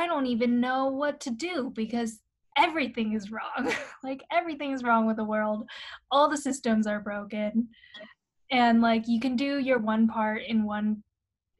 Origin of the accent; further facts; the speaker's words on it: Shanghai, China; moved away; also born or lived in London; growing up in Shanghai